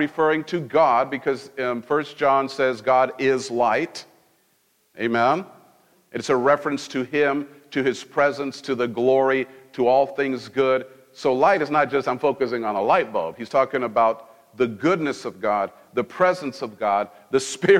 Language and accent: English; Mexico; moved away; I grew up in Mexico.